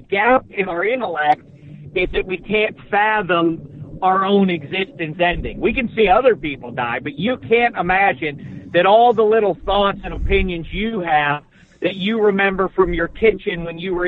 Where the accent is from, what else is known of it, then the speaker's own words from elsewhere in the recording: Pittsburgh, Pennsylvania, United States; moved away as an adult; now in Los Angeles, United States; growing up in Pittsburgh, I was a sports obsessive